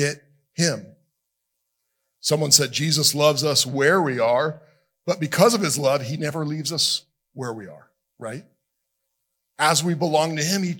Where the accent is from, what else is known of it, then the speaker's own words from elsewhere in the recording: South Florida, United States; moved away as an adult; also born or lived in Alabama / Nashville; When I grew up in South Florida, I said, you guys, a lot.